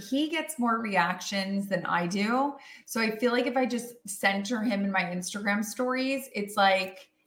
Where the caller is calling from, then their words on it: Austin, Texas, United States; I'm coming in from Austin, Texas